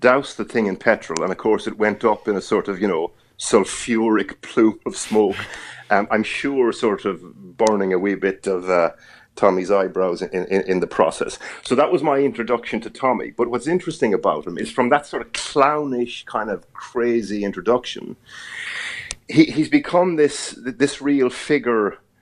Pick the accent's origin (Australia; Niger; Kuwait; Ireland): Ireland; accent: Irish; moved away as an adult; now in United Kingdom